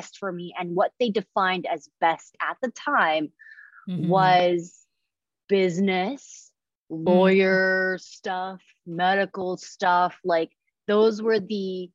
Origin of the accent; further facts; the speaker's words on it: Indonesia; now in United States; when I grew up in Indonesia, it was very different.